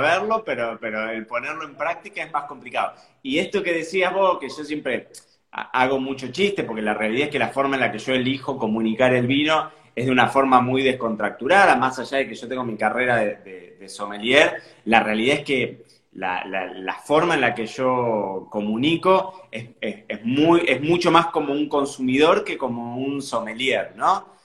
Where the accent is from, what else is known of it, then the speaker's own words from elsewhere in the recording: Carlos Casares, Buenos Aires Province, Argentina; moved away as an adult; also born or lived in Santa Rosa, La Pampa; now in Marbella, Spain; Yo nací en Buenos Aires, pero me crié en, una ciudad que se llama Carlos Casares, que está como unos 300 kilómetros fuera de, Buenos Aires